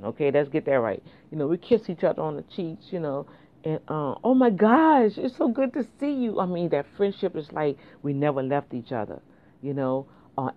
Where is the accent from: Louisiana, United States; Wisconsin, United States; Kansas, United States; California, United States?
Louisiana, United States; New Orleans; moved away; That's how we grew up back in New Orleans